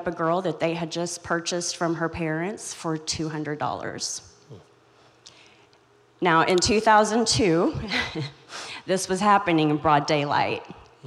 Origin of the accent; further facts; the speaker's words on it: Joplin, Missouri, United States; I'm from Joplin, Missouri. I was raised in Joplin, Missouri, so just in your backyard